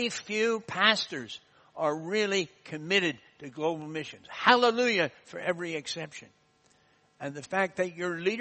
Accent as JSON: {"language": "English", "country": "United States", "accent": "American", "moved": "yes", "said": "my American accent"}